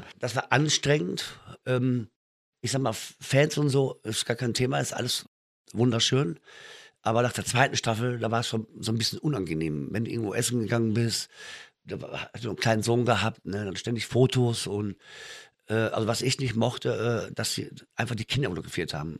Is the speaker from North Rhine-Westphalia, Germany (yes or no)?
yes; Münster, North Rhine-Westphalia, Germany; Ich komme eigentlich aus Münster in Westfalen